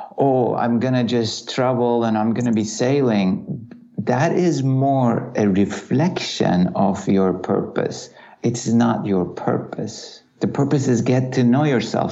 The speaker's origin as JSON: {"language": "English", "country": "Turkey", "tie": "born or raised there", "said": "Growing up in Turkey"}